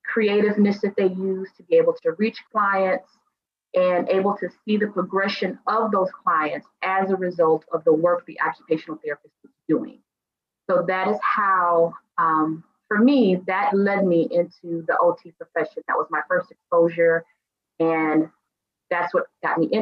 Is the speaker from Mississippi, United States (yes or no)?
yes; Mississippi, United States; I am originally from Mississippi